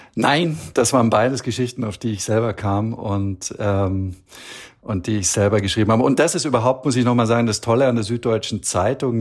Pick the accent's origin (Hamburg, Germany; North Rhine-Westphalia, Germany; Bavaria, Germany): Bavaria, Germany; Allgäu; moved away as an adult; also born or lived in Beijing / Istanbul; now in Copenhagen, Denmark; im Allgäu, wo ich herkomme